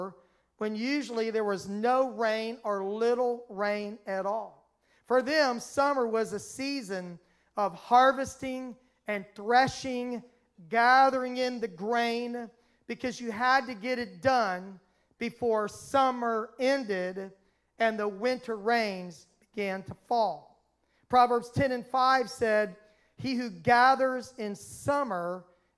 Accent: Miami, Florida, United States; now in Georgia, United States; Where I grew up in Miami, Florida, the seasons were extremely mild

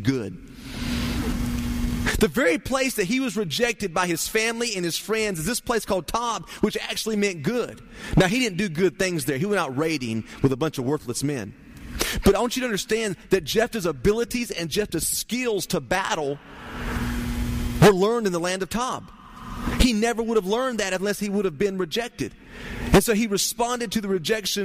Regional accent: Turkey, United States; But I grew up in Turkey

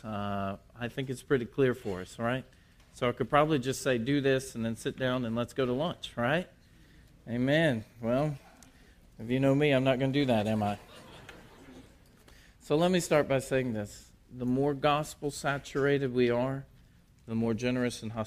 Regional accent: Port Arthur, Texas, United States; I was born in Port Arthur, Texas

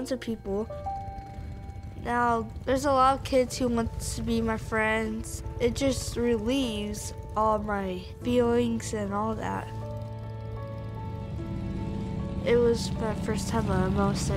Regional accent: Auburn, Indiana, United States; I'm from Auburn, Indiana.

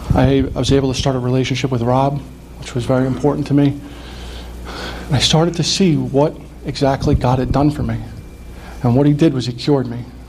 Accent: Ramsey, New Jersey, United States; I, I grew up in Bergen County, I grew up in Ramsey

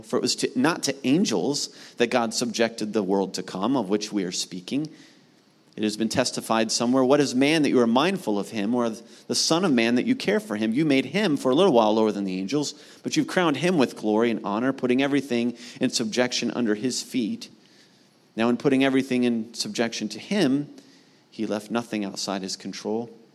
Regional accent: Mount Vernon, Ohio, United States; my hometown of Mount Vernon, Ohio, which is north of Columbus

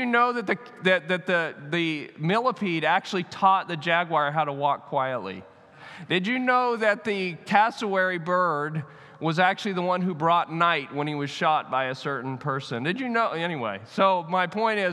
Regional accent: United States; I'm American

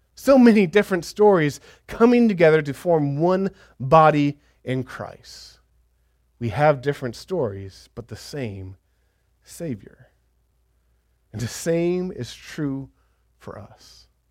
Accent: United States; we're so American

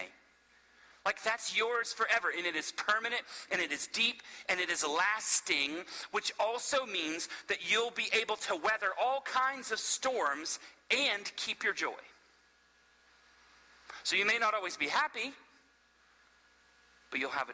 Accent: Florida, United States; now in Asheville, United States; I'm from Florida originally, but so I've grown up in the South and around Southerners

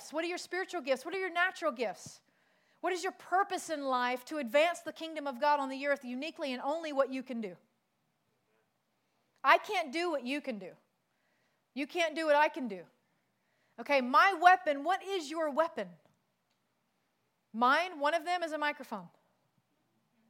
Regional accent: South Carolina, United States; moved away; also born or lived in Pacific Islands; I'm from South Carolina.

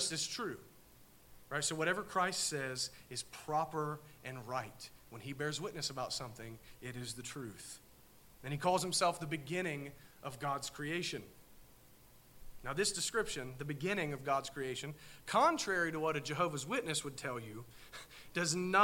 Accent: Southern Ohio, United States; we're from Southern Ohio

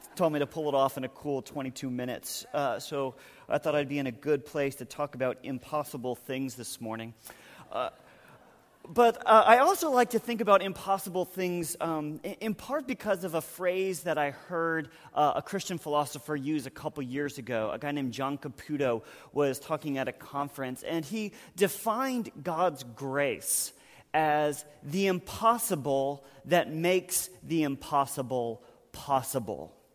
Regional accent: North Carolina, United States; moved away; I'm from North Carolina

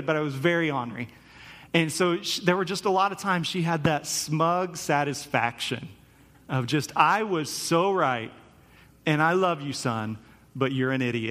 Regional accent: Topeka, Kansas, United States; I grew up in Topeka, Kansas

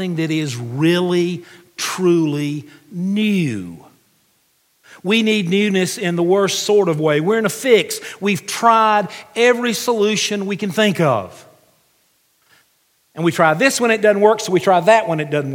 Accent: United States; as an American

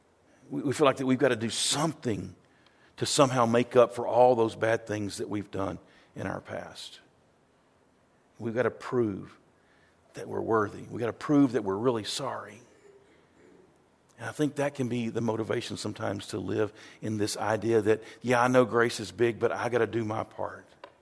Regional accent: the South, United States; growing up in Baptist churches in the South, there was a lot of hellfire and brimstone.

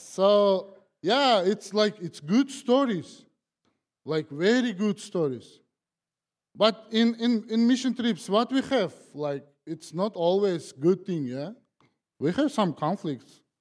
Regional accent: Kazakhstan; English is a second language; moved away as an adult; now in United States; I'm from Kazakhstan.

